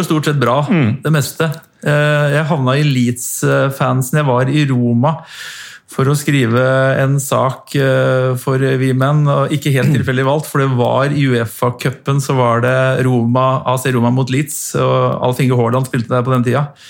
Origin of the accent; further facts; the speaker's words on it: Norway; jeg er fra Norge